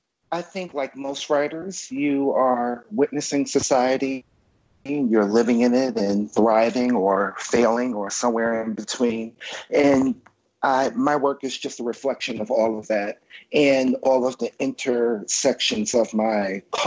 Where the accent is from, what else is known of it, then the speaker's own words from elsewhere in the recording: New York City, New York, United States; I'm a New Yorker, absolutely. Went away to college in upstate New York. I'm back here, and I love New York.